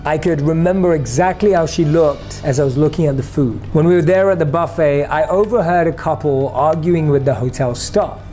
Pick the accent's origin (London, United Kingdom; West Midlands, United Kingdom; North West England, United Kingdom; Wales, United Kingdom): London, United Kingdom; Growing up in London